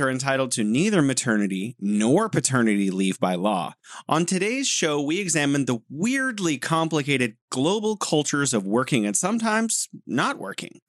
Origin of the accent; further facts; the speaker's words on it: California, United States; now in Beijing, China; I'm originally from sunny California, the Golden State, living here in beautiful Beijing City of Museums